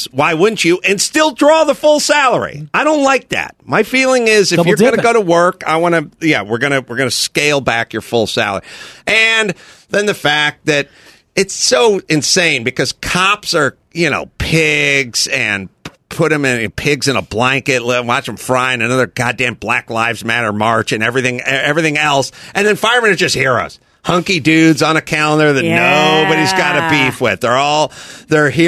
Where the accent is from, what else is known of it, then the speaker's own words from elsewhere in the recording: Los Angeles, California, United States; I'm a poor person from North Hollywood.